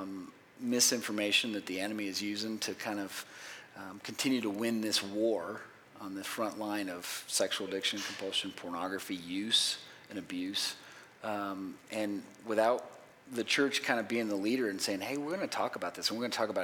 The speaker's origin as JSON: {"language": "English", "town": "Miami", "region": "Florida", "country": "United States", "tie": "born or raised there", "also_born_or_lived": "Chicago, Illinois", "said": "In second grade, we moved from Illinois and from Chicago area to Miami where I grew up"}